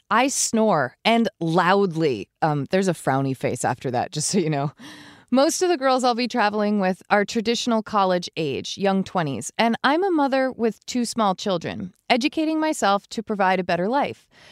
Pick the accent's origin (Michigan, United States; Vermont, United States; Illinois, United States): Vermont, United States; We're from Vermont.